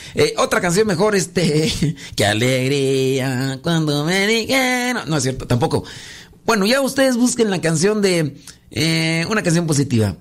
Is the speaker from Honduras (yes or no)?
no; Mexico; soy de México